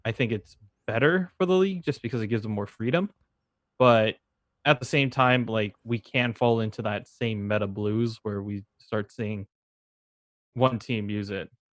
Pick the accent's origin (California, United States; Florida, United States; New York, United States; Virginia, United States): California, United States; San Francisco; I'm, I'm from San Francisco